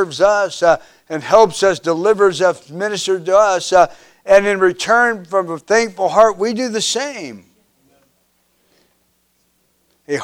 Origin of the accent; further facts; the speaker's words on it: Kansas, United States; I grew up in Kansas